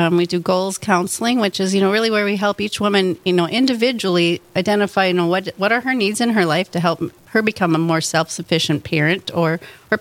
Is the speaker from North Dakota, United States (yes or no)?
yes; North Dakota, United States; also born or lived in Duluth, Minnesota / Bismarck, North Dakota / Grand Forks, North Dakota / Fargo, North Dakota; I grew up in North Dakota